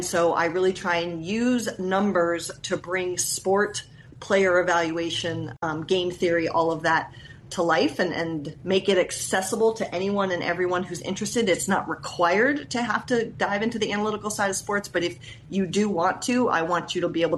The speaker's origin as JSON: {"language": "English", "town": "Columbus", "region": "Ohio", "country": "United States", "tie": "born or raised there", "moved": "yes", "lives_now": "Seattle, United States", "said": "I had moved back to my hometown at the time, which was Columbus, Ohio"}